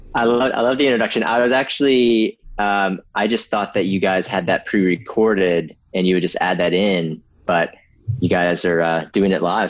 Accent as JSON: {"language": "English", "town": "Myrtle Beach", "region": "South Carolina", "country": "United States", "tie": "born or raised there", "said": "I grew up in Myrtle Beach, South Carolina"}